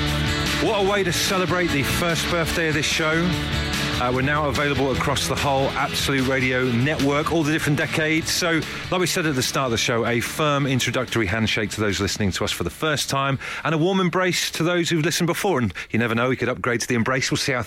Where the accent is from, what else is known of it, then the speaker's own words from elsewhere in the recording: Devon, South West England, United Kingdom; You probably find I'm from Devon.